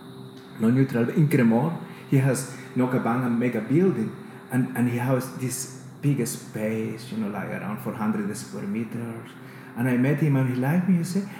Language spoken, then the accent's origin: English; El Salvador; English is a second language; moved away as an adult; also born or lived in Australia; now in Queensland, Australia; I got with another 4 artists of El Salvador to represent in a Biennale